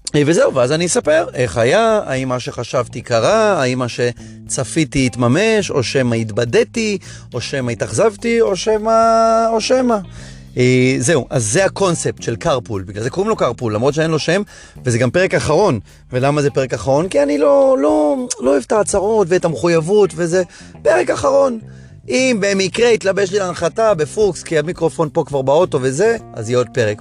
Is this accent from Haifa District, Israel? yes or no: yes; Hadera, Haifa District, Israel; חדרה, שגדלתי בה